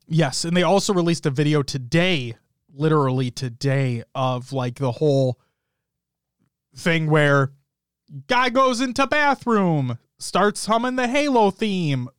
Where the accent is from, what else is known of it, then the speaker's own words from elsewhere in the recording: Minnesota, United States; accent: Minnesotan; My Minnesotan accent's coming out now hard.